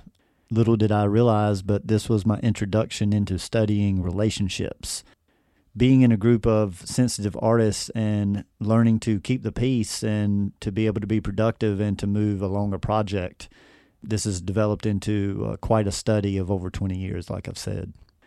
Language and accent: English; North Carolina, United States; Well, it all began back when I was born and raised in the Triad area of North Carolina, and I've lived here pretty much my whole life.